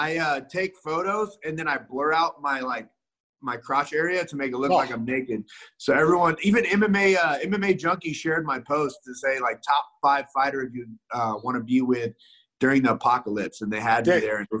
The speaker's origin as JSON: {"language": "English", "town": "Holt", "region": "Missouri", "country": "United States", "tie": "born or raised there", "also_born_or_lived": "Kearney, Missouri", "said": "I grew up in fucking Kearney, Missouri, Holt, Missouri. Population in my fucking hometown was 309."}